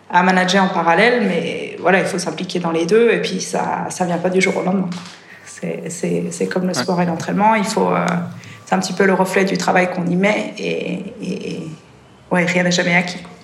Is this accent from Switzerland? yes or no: yes; Switzerland; also born or lived in France / Spain; je suis suisse, enfin, je suis suisse-britannique, donc j'ai grandi en Suisse, mes deux parents sont anglais.